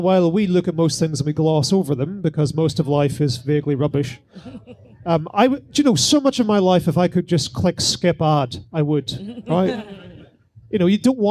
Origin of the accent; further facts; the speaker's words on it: Northern Ireland, United Kingdom; as a Northern Irish person